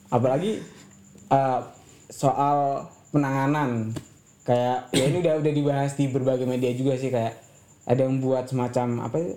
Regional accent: East Java, Indonesia; kalau gue dari Jawa Timur nih

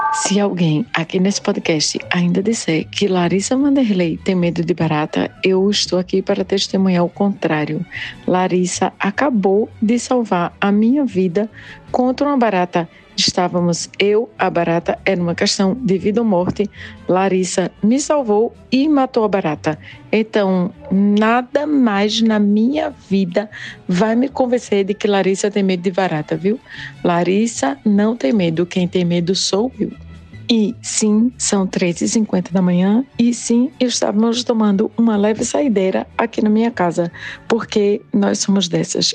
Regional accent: Afogados da Ingazeira, Pernambuco, Brazil; Lá em Afogagem Gazeira, né, o meu torrão natal

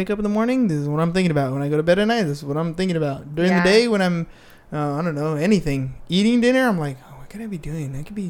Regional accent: Imperial Beach, California, United States; Like, we grew up in IB. Okay. So, and IB wasn't so nice back then.

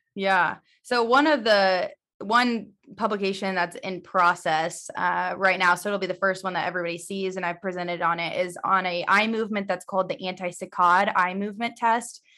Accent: Missouri, United States; also born or lived in Indiana / Phoenix; I'm originally from Missouri, so born and raised here

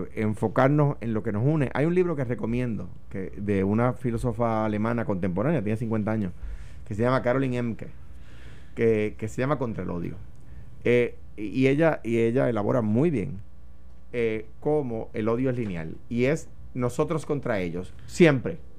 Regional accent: Puerto Rico; los puertorriqueños

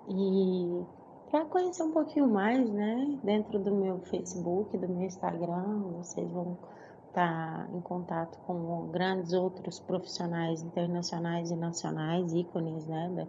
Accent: Uberaba, Minas Gerais, Brazil; also born or lived in Goiânia, Brazil; Eu retornei a Uberaba, que é a minha cidade natal, né, em 2011

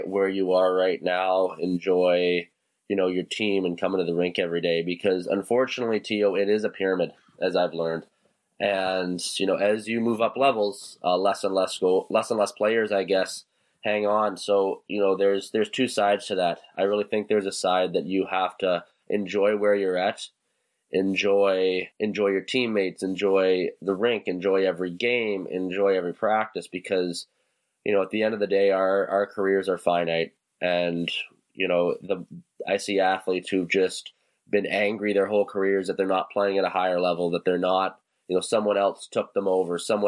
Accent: Kitchener, Ontario, Canada; my hometown of Kitchener

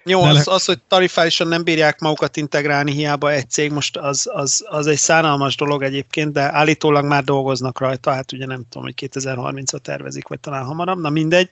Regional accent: Debrecen, Hajdú-Bihar, Hungary; én ugye Debreceniként

